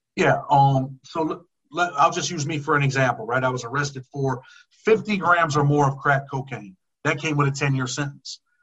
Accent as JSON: {"language": "English", "town": "Rochester", "region": "New York", "country": "United States", "tie": "born or raised there", "said": "I'm from upstate, well, Western New York. I'm from Rochester, New York."}